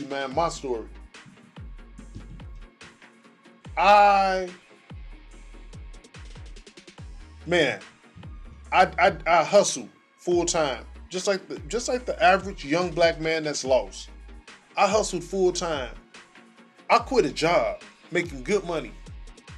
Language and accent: English; Chicago, Illinois, United States; I was born in Roseland, but I didn't grow up in Roseland. But I ran in them areas